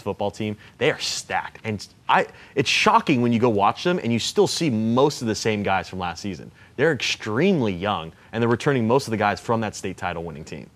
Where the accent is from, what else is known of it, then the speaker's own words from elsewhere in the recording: Point Loma, Ocean Beach, California, United States; I'm from Point Loma in Ocean Beach